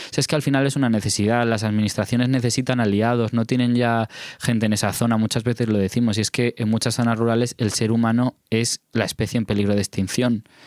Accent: Alto Tajo, Guadalajara, Castilla-La Mancha, Spain

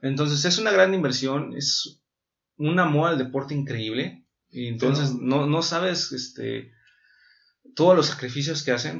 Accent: Mexico

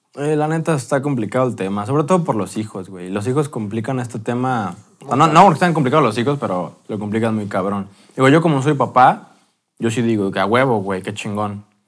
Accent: Mexico

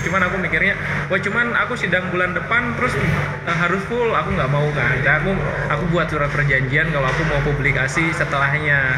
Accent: Karawang, West Java, Indonesia; aku orang Karawang loh

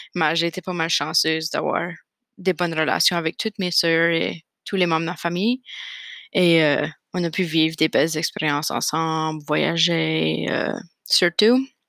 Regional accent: Fredericton, New Brunswick, Canada; also born or lived in Nova Scotia; now in Moncton, Canada; j'ai grandi à Fredericton, au Nouveau-Brunswick

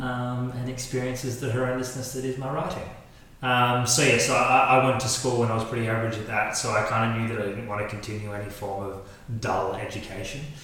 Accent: Australia; moved away as an adult; now in Germany; I'm from Australia originally, and now I reside in the wonderful land of Germantown.

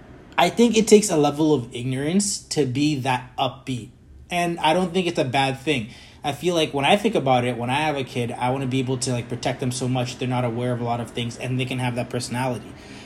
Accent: Kenya; moved away; I came from Kenya in the 90s in the middle of, like, one of the world's greatest AIDS epidemic in the world, right?

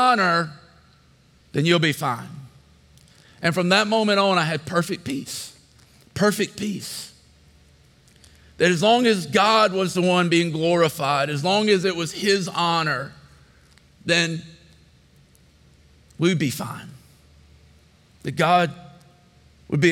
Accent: Statesboro, Georgia, United States; when I was 10 years old, we moved to Statesboro. So I pretty much grew up here. This was my hometown

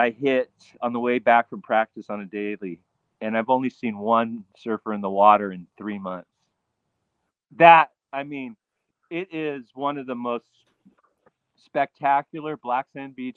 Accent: California, United States; moved away as an adult; now in Hawaii, United States; I'm definitely a California beach kid

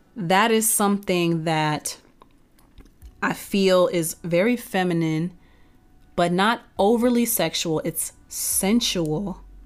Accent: Texas, United States; also born or lived in North Carolina; now in Atlanta, United States; I'm originally from Texas

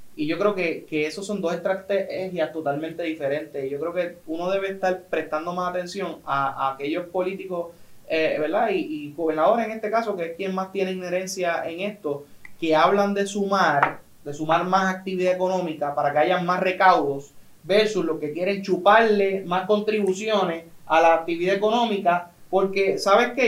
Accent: Puerto Rico; como puertorriqueños

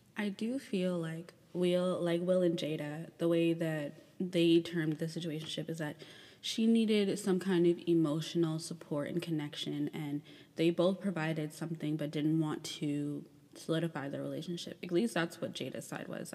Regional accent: Chicago, Illinois, United States; moved away; my hometown um, or where I was born

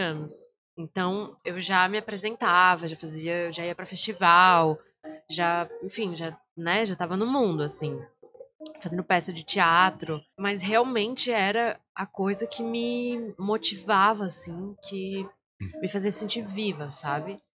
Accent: Florianópolis, Santa Catarina, Brazil; minha família é do interior de Santa Catarina, mas eu nasci aqui em Floripa

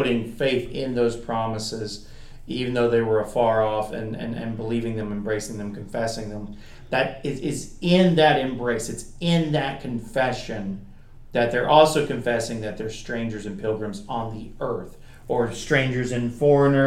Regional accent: Kentucky, United States; moved away as an adult; now in North Carolina, United States; Kentucky was where we knew our hearts were still in Kentucky in many ways. It's where we were raised, it's where we were born, it's where our family is.

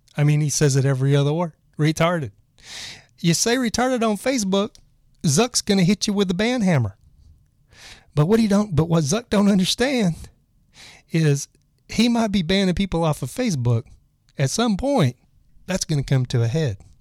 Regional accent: Texas, United States; I was from Texas

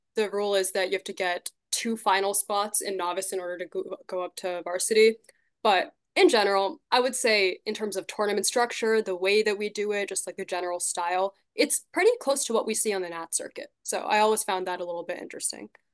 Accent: Shrewsbury, Massachusetts, United States; I'm from Shrewsbury in Massachusetts

